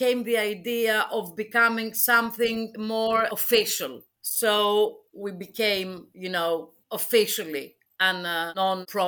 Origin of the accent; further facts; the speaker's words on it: Athens, Attica, Greece; I'm from Athens, Greece